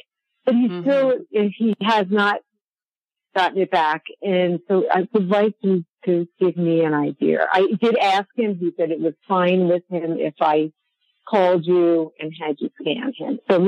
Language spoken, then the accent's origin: English; New York, United States; now in Longmont, United States; I'm originally from New York